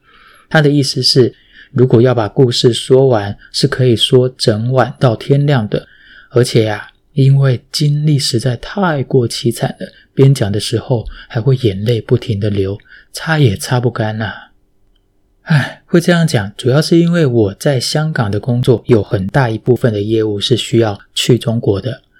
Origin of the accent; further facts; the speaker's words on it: Taiwan; also born or lived in Fujian (ancestry); now in Hong Kong; 这可能是身为台湾人天生的那一点点的小体贴吧。